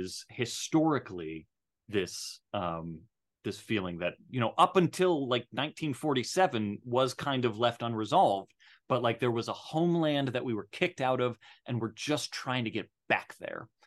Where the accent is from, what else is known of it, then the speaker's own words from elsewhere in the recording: Arizona, United States; I was raised in Arizona